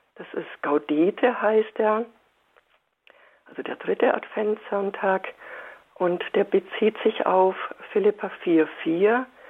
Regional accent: Bavaria, Germany; bei uns in Bayern sagt man

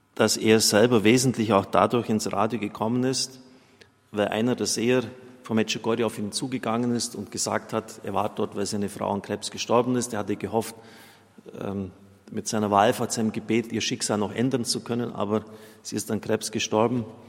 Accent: Germany; bei uns in Deutschland

